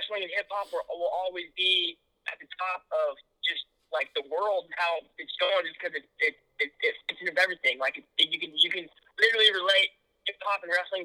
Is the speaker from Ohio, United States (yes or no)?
no; Kansas City, Missouri, United States; growing up in the Midwest has been great, and I got no complaints